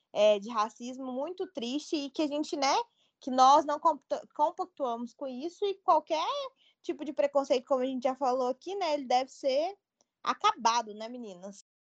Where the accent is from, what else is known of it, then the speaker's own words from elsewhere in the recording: Brazil; eu sou muito brasileira